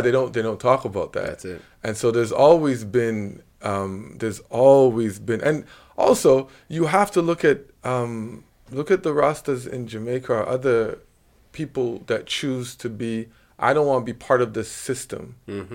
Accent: Montreal, Quebec, Canada; moved away; also born or lived in China; Lachine to be exact.

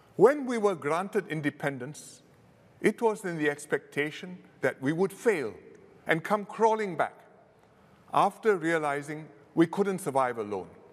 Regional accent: Singapore; being Singaporean

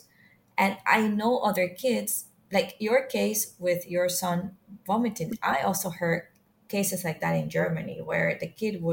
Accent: Venezuela; now in Singapore; I'm from Venezuela

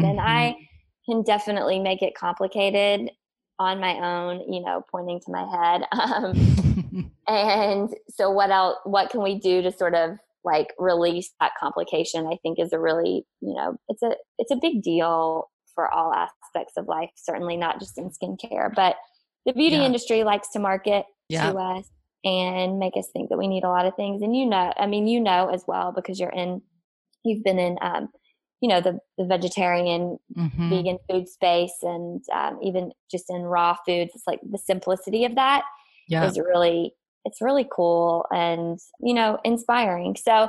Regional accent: the South, United States; I was living in the Northeast for part of that. So it was a lot colder, you know, we're both from the South, humidity and all that good stuff.

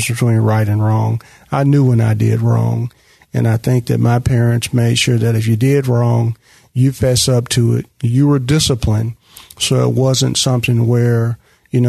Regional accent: Memphis, Tennessee, United States; growing up in North Memphis

